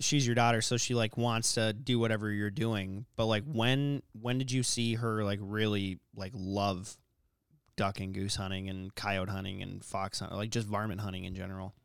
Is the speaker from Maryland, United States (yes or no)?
no; Corcoran, Minnesota, United States; when we grew up in Corcoran, Like, I always shot ducks after school.